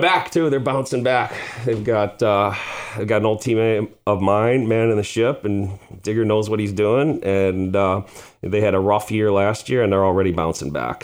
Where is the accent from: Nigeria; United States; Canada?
United States; Chicago, Illinois; we grew up on the South Side here in Beverly